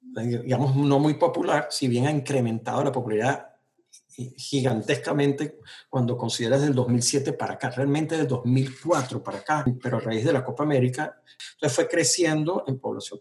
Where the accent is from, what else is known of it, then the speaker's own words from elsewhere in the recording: Venezuela; moved away as an adult; now in United States; yo crecí en esa Venezuela